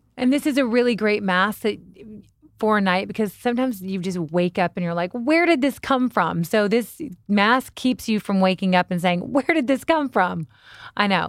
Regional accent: Kentucky, United States; I'm from Kentucky

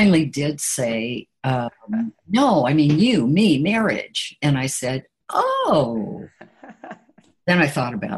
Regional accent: Portland, Oregon, United States; moved away as an adult; also born or lived in Boston / Calcutta; Then came back to Oregon, and which was my home. I'm originally from Portland, Oregon.

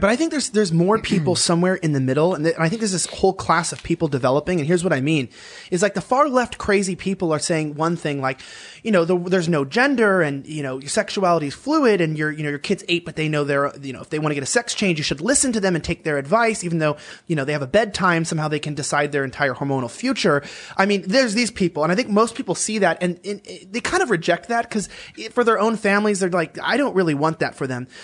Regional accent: Los Angeles, California, United States; moved away as an adult; now in Texas, United States; me as someone from Los Angeles

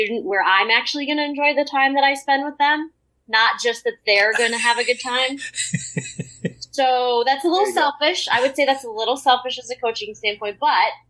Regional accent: Michigan, United States; moved away; I grew up in Michigan

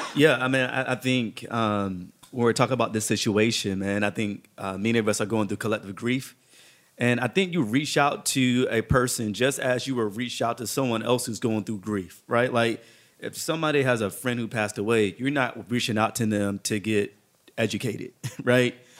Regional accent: Hampton Roads, Virginia, United States; I grew up in Hampton Roads, Virginia

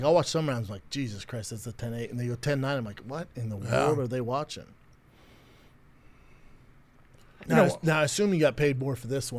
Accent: Denver, Colorado, United States; my hometown of Denver.

